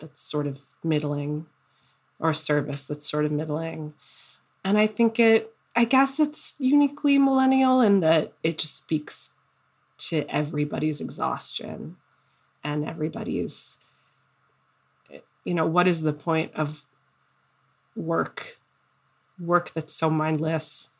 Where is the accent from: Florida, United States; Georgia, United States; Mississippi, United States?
Florida, United States; South; now in Brooklyn, United States; growing up in South Florida